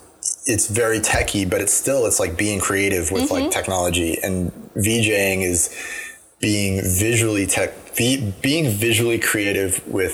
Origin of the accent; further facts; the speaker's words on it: Asheville, North Carolina, United States; now in Boston, United States; But I came from Asheville in North Carolina.